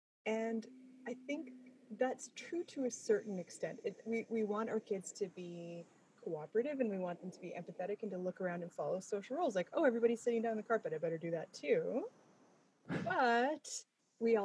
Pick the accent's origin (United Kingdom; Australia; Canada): Canada; I'm Canadian.